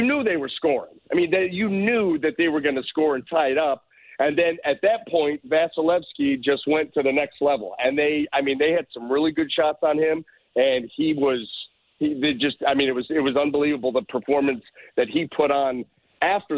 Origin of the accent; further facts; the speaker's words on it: Northeast Ohio, United States; I'm growing up in Northeast Ohio.